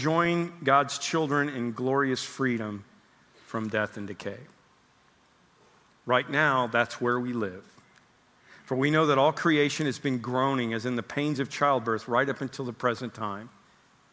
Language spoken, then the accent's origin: English; Oklahoma, United States; moved away; I grew up in Oklahoma.